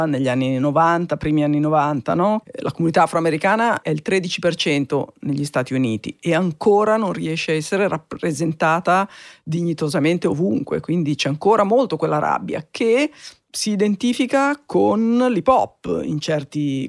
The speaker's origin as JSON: {"language": "Italian", "town": "Genoa", "region": "Liguria", "country": "Italy", "tie": "born or raised there", "moved": "yes", "lives_now": "Milan, Italy", "said": "Sono nata a Genova in una famiglia assolutamente mm, normale"}